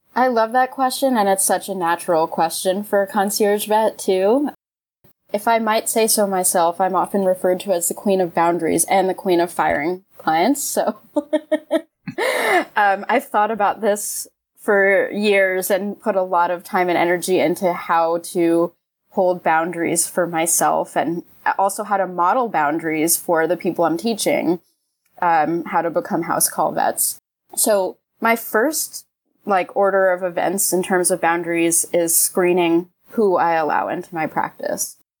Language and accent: English; New York, United States; now in Los Angeles, United States; I'm from New York, so I know those winters really well